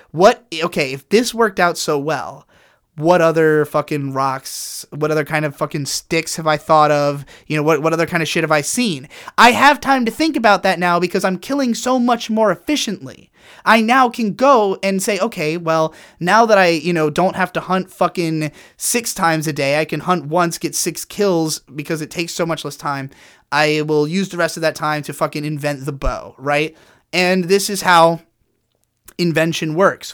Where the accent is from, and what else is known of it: United States